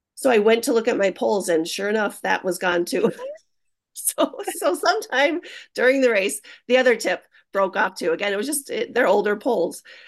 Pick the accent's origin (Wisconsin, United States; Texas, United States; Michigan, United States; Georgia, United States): Wisconsin, United States; Hayward; being from Hayward